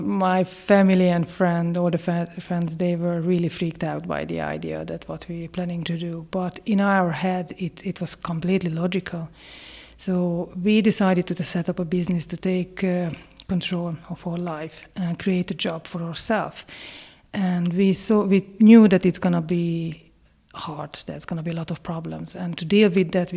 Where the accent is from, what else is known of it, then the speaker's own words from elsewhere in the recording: Hungary; English is a second language; moved away as an adult; also born or lived in Ireland; now in County Leitrim, Ireland; I'm Hungarian. I moved to Ireland in 2004